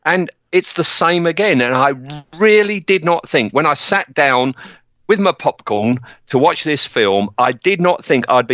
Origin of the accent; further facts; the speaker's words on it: United Kingdom; I'm British